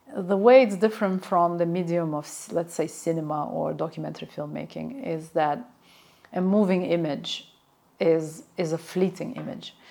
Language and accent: English; Baku, Azerbaijan; my memories of growing up in Baku in a similar courtyard